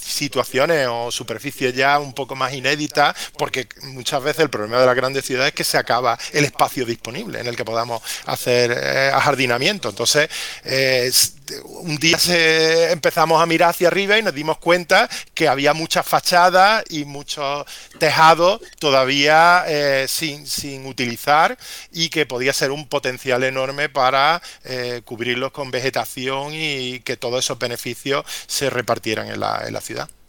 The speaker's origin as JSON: {"language": "Spanish", "town": "Córdoba", "region": "Andalusia", "country": "Spain", "said": "como cordobés"}